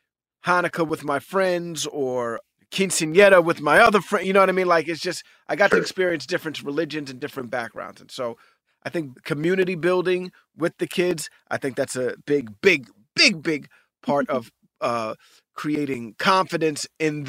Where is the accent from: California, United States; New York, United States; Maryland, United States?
New York, United States; New York City; You know, I grew up in a very diverse community. I grew up in Hell's Kitchen, New York City, and it wasn't just black people.